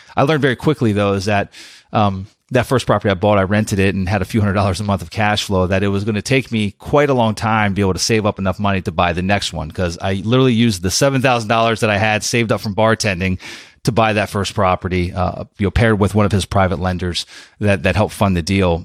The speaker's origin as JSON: {"language": "English", "region": "Pennsylvania", "country": "United States", "tie": "born or raised there", "moved": "yes", "lives_now": "Florida, United States", "said": "i went back to pennsylvania went back to the, my, my hometown"}